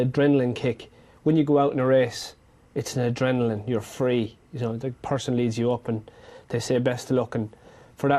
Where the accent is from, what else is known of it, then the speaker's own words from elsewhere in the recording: Ireland; Growing up in Ireland, had a great upbringing by my parents